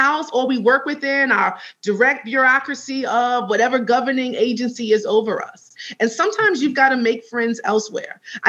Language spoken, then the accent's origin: English; New York, United States; As a New Yorker